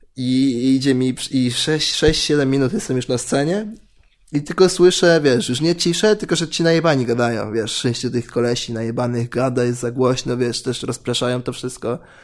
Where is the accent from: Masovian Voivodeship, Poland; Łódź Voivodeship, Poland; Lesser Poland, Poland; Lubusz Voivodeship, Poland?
Masovian Voivodeship, Poland; Warsaw; pochodzę, nie pochodzę z- nie z południa Warszawy, ale tam się wychowałem